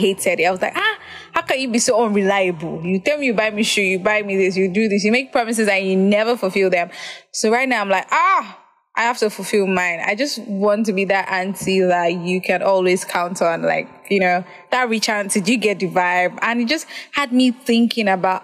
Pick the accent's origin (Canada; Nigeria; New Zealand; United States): Nigeria; as a Nigerian